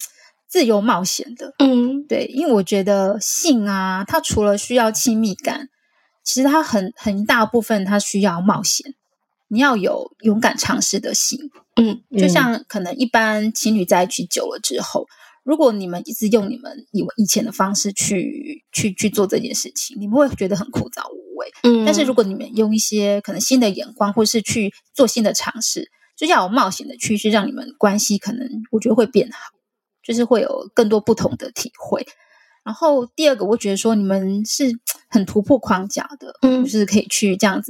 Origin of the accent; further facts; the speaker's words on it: Kaohsiung, Taiwan; 然后我们在呃高雄，因为高雄是我们的起家地，因为我们是高雄人。